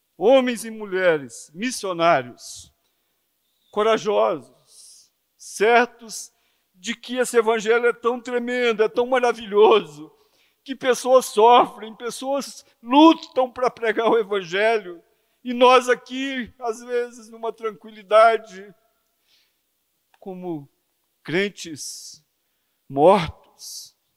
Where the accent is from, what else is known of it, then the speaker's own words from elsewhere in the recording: Belo Horizonte, Minas Gerais, Brazil; moved away; quando eu era jovem em Belo Horizonte, passando na Praça 7